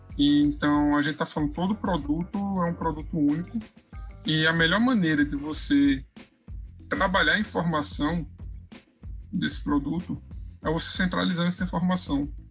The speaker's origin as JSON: {"language": "Portuguese", "town": "Recife", "region": "Pernambuco", "country": "Brazil", "said": "eu sou de Pernambuco, é, Recife, né, capital"}